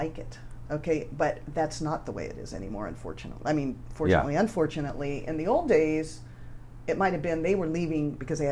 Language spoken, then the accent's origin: English; Marin County, California, United States; I was from Marin